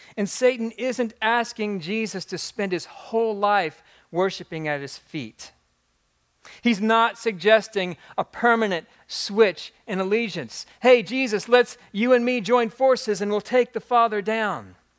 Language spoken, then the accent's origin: English; Jeffersonville, Indiana, United States; moved away as an adult; now in New Albany, United States; I've been a, a proud resident of New Albany, Indiana for the past decade, but I was born and raised in Jeffersonville